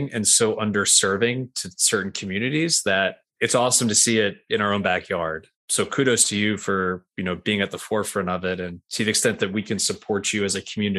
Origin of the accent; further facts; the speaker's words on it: New York, United States; now in Nashville, United States; I'm from New York